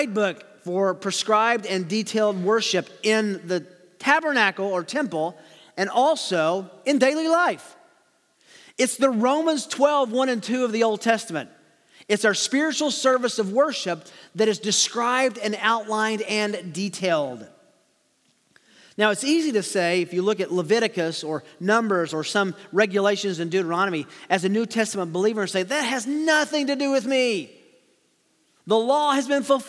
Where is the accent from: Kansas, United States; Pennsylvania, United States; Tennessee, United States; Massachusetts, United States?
Tennessee, United States; as we used to say growing up in Tennessee